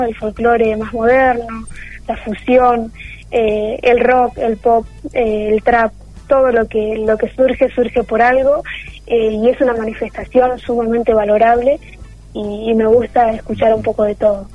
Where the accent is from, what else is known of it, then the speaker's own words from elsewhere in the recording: Telén, La Pampa, Argentina; moved away as an adult; now in Santa Rosa, Argentina; hice toda mi trayectoria escolar en mi pueblo